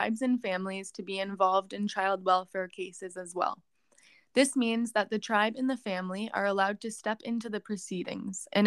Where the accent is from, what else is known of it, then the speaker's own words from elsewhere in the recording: Kettle and Stony Point, Ontario, Canada; I'm Anishinaabe from Kettle and Stony Point in what is now known as Ontario, Canada